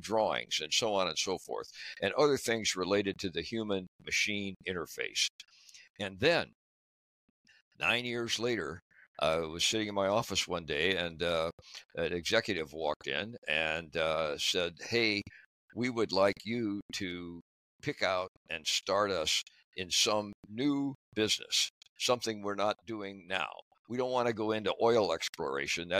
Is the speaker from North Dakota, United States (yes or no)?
no; Dayton, Ohio, United States; I grew up in Dayton, Ohio, went to school there